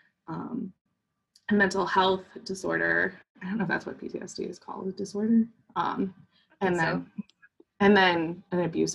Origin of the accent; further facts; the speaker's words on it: Midwest, United States; I grew up in the Midwest and in the 90s, and we don't do feelings here